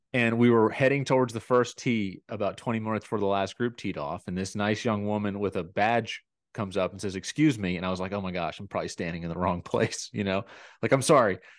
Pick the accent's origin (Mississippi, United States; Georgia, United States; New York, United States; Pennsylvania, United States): Georgia, United States; near Atlanta; I grew up near Atlanta